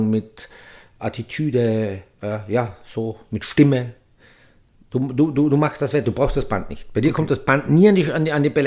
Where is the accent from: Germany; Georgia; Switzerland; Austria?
Austria; Es gibt ja so viele, tragisches, emotionales Element bei uns in Österreich